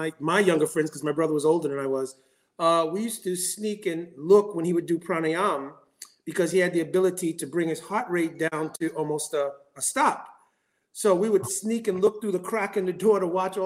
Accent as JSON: {"language": "English", "region": "New York", "country": "United States", "tie": "born or raised there", "also_born_or_lived": "Ohio", "said": "I was born in Ohio. This body is born in Ohio, and at a very young age, I came to New York"}